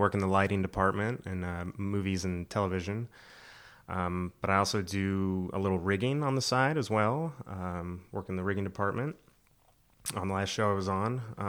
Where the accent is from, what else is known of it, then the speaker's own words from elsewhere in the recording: Florida, United States; moved away as an adult; now in North Carolina, United States; I'm originally from Florida.